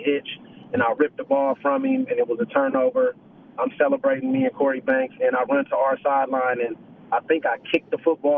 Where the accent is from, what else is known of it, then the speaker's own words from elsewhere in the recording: Oakland, California, United States; moved away as an adult; also born or lived in Vancouver; I'm born and raised in Oakland, California